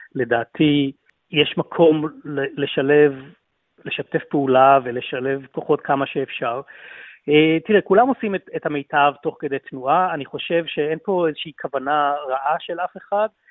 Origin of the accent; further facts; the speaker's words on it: Israel; moved away as an adult; now in Melbourne, Australia; אני אזרח ישראלי ואוסטרלי, מתגורר באוסטרליה כבר 22 שנים, 30 אה, השנים הראשונות היו אה, בישראל